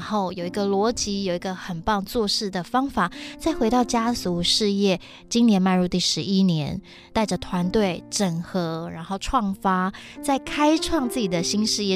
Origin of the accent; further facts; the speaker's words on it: Taiwan; 我是来自台湾的客家人